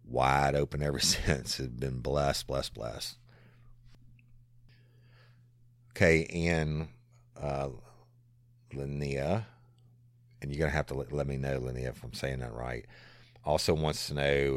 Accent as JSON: {"language": "English", "region": "South Louisiana", "country": "United States", "tie": "born or raised there", "also_born_or_lived": "Tennessee / Florida / Texas / Dallas", "said": "I am, you know, born and raised in South Louisiana, and it will always be home"}